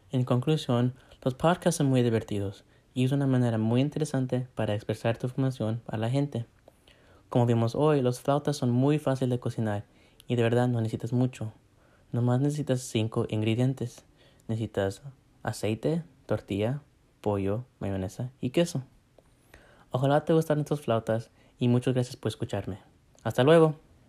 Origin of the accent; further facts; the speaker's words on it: United States; nací en los Estados Unidos, pero mis papás son de México